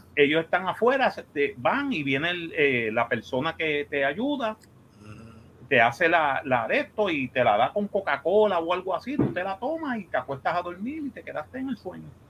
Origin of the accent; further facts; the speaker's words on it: Puerto Rico; somos puertorriqueños